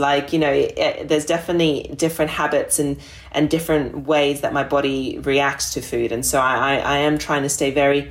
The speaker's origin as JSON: {"language": "English", "country": "Australia", "tie": "born or raised there", "said": "growing up in Australia when I was a young girl"}